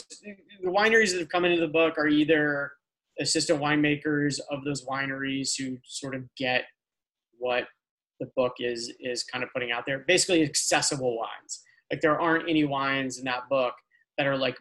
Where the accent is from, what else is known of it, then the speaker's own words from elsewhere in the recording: Midwest, United States; now in Los Angeles, United States; I'm from the Midwest